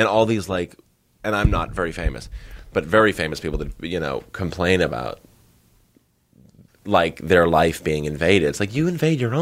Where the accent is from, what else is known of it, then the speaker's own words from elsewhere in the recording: Northern Massachusetts, United States; I grew up in Northern Massachusetts